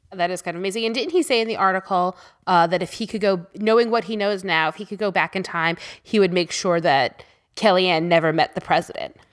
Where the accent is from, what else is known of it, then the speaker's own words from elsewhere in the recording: New York, United States; I grew up in New York, and school always started after Labor Day.